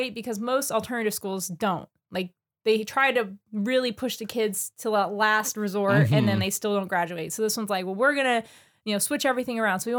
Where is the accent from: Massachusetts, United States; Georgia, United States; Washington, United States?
Washington, United States; Renton; also born or lived in Covington, Washington; I was born in Renton. I was a 12-pound baby.